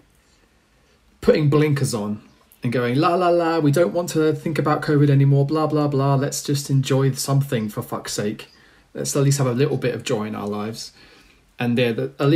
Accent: England, United Kingdom; as English football fans

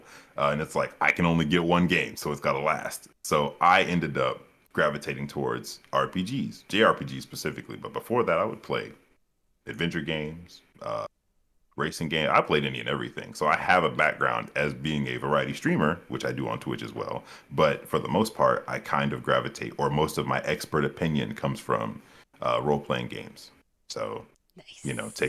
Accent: Dover, Delaware, United States; born there; also born or lived in South Carolina / Ohio / Texas; now in Georgia, United States; I was born in Delaware, Dover, Delaware, and my family's military. So I've been across the Eastern Seaboard. I've been to South Carolina, Ohio, Texas, and Georgia now is where I cu

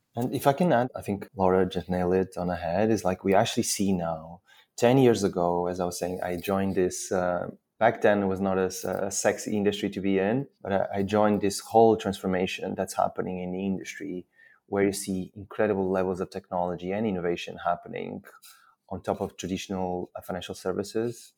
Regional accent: Portugal; moved away as an adult; now in London, United Kingdom; I'm originally Portuguese. I've been in London for 13 years

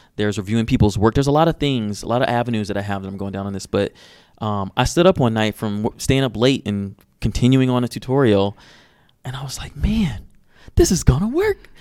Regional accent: Detroit, Michigan, United States; i'm from detroit and growing up in Detroit

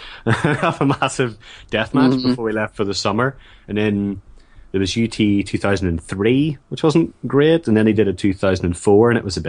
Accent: Northern Ireland, United Kingdom; I grew up in Northern Ireland

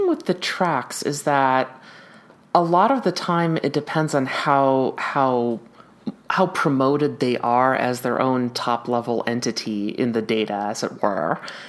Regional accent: Minnesota, United States; I mean, I was there from Minnesota

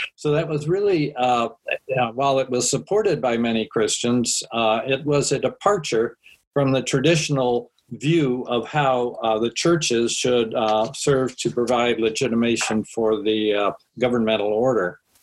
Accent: Washington, District of Columbia, United States; I grew up in Washington with all of the uh, panoply of uh, rituals and symbols and monuments

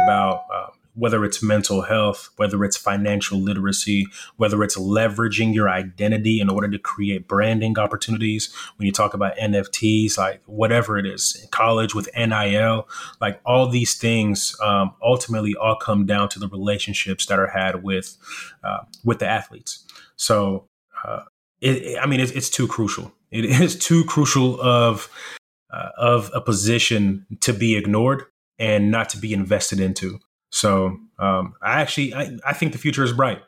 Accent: Irving, Texas, United States; English is a second language; also born or lived in Congo / South Africa; we come from Congo, South Africa to the US, and I'm living in the inner city whenever I'm in Irving, Texas

